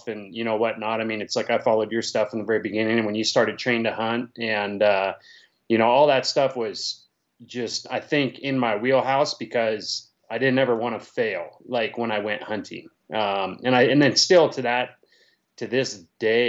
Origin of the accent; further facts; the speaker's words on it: Auburn, Washington, United States; moved away as an adult; also born or lived in Bonney Lake, Washington; now in Utah, United States; I was born in Auburn and raised there until I moved to Bonnie Lake when I was about 25-ish